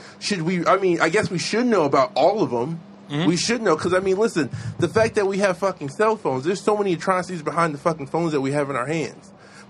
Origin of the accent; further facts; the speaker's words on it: Beacon, New York, United States; also born or lived in the city; I grew up in the city, I moved up here at a young age.